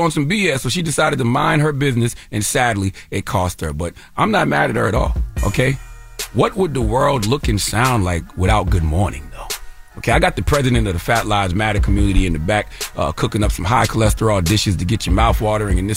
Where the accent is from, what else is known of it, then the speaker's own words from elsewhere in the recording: the South, United States; See, I'm from the South, so some of us from the South raised in a certain area, we speak to everybody.